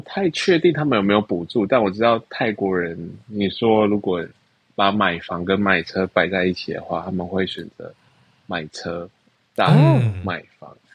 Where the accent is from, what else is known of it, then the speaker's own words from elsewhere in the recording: Taiwan; moved away as an adult; now in Bangkok, Thailand; 我就说我是台湾人